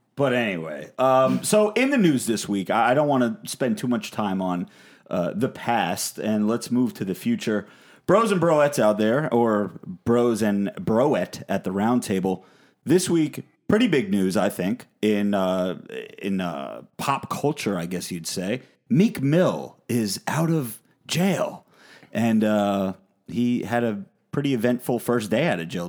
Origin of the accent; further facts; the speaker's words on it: New Jersey, United States; I am from New Jersey, and everyone at this table we all live in New Jersey.